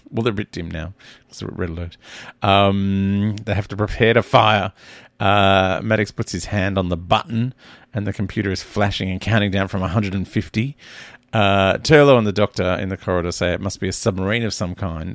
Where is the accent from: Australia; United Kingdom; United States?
Australia